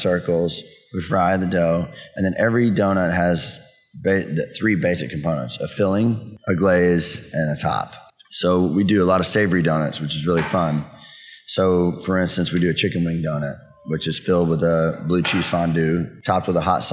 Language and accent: English; Denton, Texas, United States; I was born and raised in Denton.